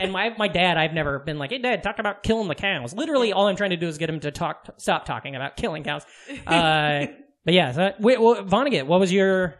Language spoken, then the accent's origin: English; Omaha, Nebraska, United States; growing up in Omaha, like I was saying, Omaha has a very large Mexican population.